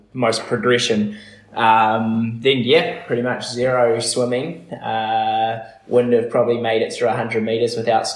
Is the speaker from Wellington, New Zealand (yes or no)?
no; Methven, Canterbury, New Zealand; also born or lived in Byron Bay, Australia; now in Wānaka, New Zealand; The both of us grew up in a small town called Methven, not far out of Christchurch